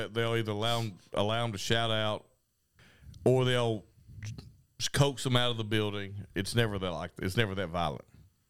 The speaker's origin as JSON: {"language": "English", "area": "the South", "region": "Southern United States", "country": "United States", "said": "I'm a Southerner"}